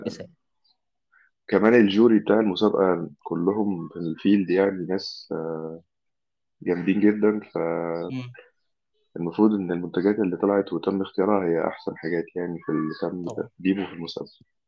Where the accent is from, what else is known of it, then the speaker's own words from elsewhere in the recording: Egypt; دي زي دمياط كده عندنا في مصر